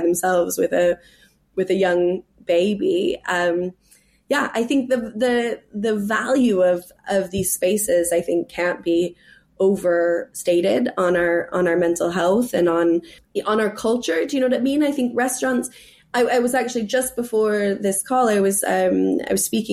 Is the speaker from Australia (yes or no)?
no; California, United States; moved away as an adult; also born or lived in New York City; now in England; I'm from California